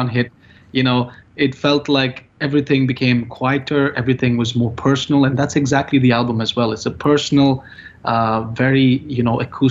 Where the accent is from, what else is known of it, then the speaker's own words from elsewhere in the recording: India; now in Dubai, United Arab Emirates; I'm from India